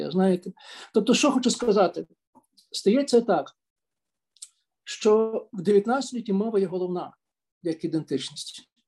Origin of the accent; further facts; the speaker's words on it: Galicia, Ukraine; Я знаю, хто в моїй родині першим назвав українцем, хоча я сам з Галичини.